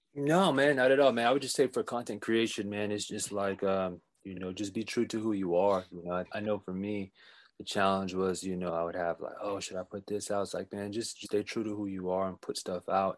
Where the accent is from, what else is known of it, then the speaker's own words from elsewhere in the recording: Oakland / Oxnard, California, United States; now in Daly City, United States; I was born in Oakland, raised here in the Bay, and then, uh, when I was nine, I, I packed up my bags and moved to Oxnard, and then I, I went there, I lived there till I was eighteen